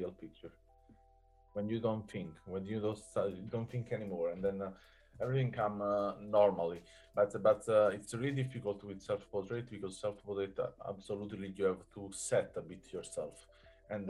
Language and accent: English; Southern Italy, Italy; moved away; I'm from South Italy